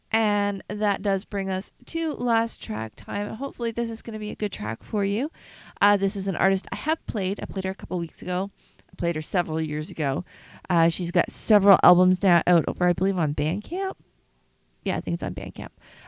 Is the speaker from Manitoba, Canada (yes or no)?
no; Kitchener, Ontario, Canada; now in Montreal, Canada; I loved growing up in Kitchener-Waterloo. It was a great place to learn how to play music, start out on the scene, and I had a hard time moving from there to Montreal